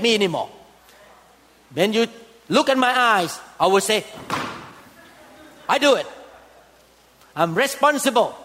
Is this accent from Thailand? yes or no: yes; Thailand; moved away; I came from Thailand. And I know that Thailand people worship idols big time